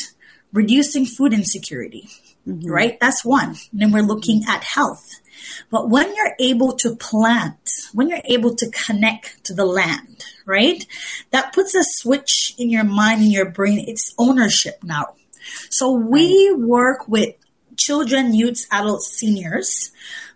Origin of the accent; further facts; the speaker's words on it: Belize; moved away as an adult; now in London, Canada; I'm originally from Belize. And when I migrated to Canada in 2010